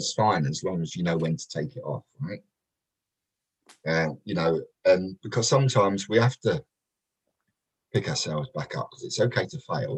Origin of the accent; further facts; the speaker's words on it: London, United Kingdom; moved away; also born or lived in Kent; I was brought up in Peckham, a place called Nunhead, which is right near Peckham, and then sort of moved out to Kent a little bit later